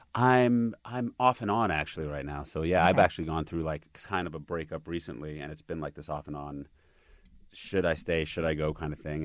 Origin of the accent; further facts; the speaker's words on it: New York, United States; now in Los Angeles, United States; I'm a New Yorker